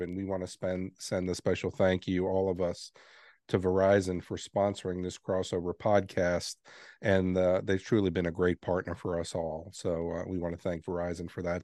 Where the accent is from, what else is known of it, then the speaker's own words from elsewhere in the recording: New York City, New York, United States; moved away; I grew up in New York City. And I got to see the Twin Towers every day when I left my home